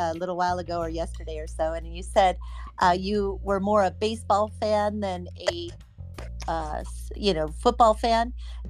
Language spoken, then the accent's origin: English; El Monte, California, United States; I grew up in El Monte? We call it Baja Arcadia.